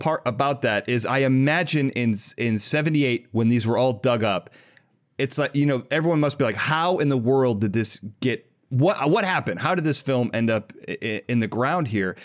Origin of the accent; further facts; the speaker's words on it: Chicago, Illinois, United States; I'm from Chicago